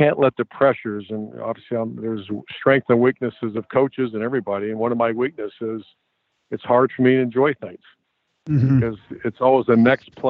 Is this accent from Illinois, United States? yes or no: no; Ohio, United States; I grew up in Ohio